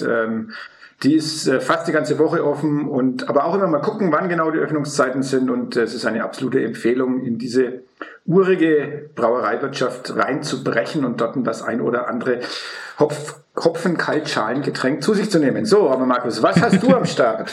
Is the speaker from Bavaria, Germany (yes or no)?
yes; Middle Franconia, Bavaria, Germany; Ich selber bin ja ein Mittelfranke